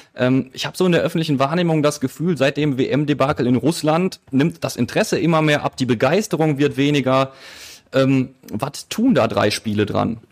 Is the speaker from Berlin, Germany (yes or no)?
no; Essen, North Rhine-Westphalia, Germany; als Essener